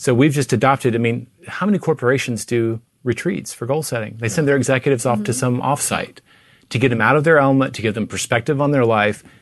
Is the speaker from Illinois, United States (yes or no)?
no; Tennessee, United States; now in Texas, United States; I grew up in Tennessee